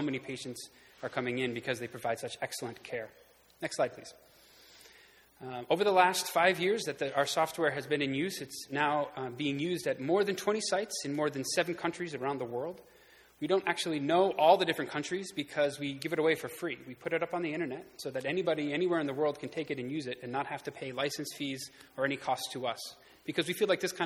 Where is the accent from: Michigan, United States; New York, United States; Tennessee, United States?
New York, United States; Houghton; moved away as an adult; now in Kenya; I grew up here in Houghton, and my wife and I actually met here at Houghton College